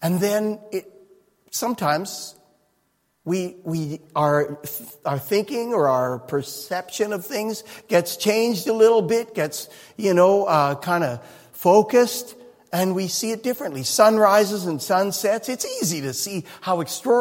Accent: Canada; Growing up in Canada

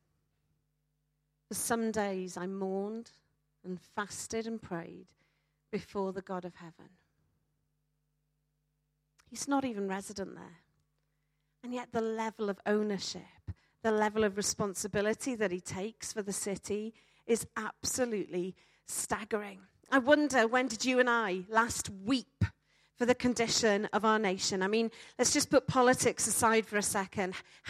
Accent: Wales, United Kingdom; I'm a Welsh speaker.

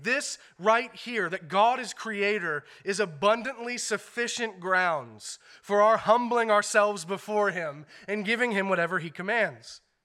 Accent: United States; as American Christians

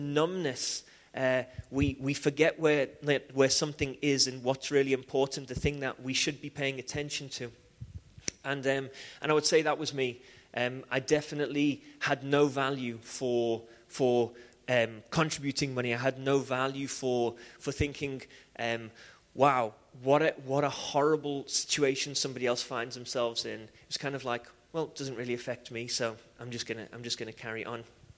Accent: Liverpool, North West England, United Kingdom; I grew up in Liverpool

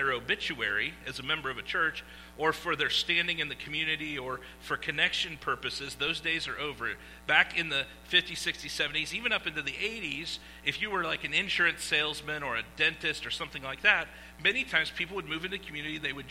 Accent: Iowa, United States; I am from Iowa, okay, where it was filmed.

